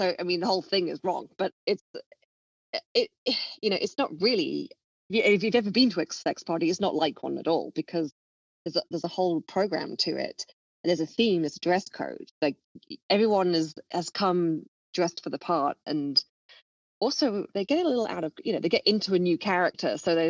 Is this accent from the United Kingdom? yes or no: yes; London, United Kingdom; also born or lived in Miami; we started in London, of course, because I'm from London. I was living there at the time.